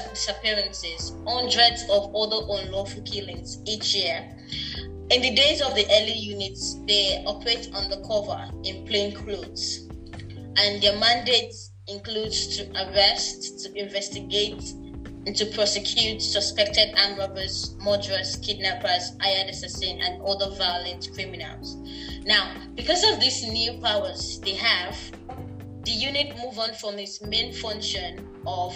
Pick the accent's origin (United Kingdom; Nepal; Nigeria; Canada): Nigeria; a female growing up in Nigeria